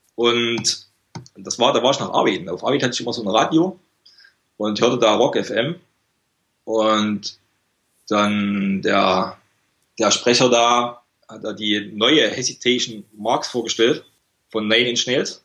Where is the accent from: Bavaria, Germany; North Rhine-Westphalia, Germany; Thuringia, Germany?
Thuringia, Germany; small village near Gera; moved away as an adult; now in Malaga, Spain; ich bin aus einem ganz kleinen Dorf in der Nähe von Gera